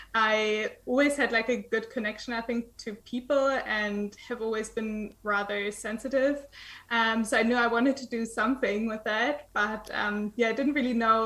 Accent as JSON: {"language": "English", "region": "eastern Germany", "country": "Germany", "tie": "born or raised there", "moved": "yes", "said": "I was born in Eastern Germany"}